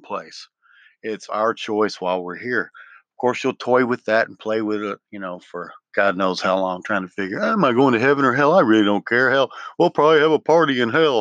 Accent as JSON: {"language": "English", "town": "Memphis", "region": "Tennessee", "country": "United States", "tie": "born or raised there", "moved": "yes", "said": "I grew up in Memphis in the wrong parts and knew the wrong people"}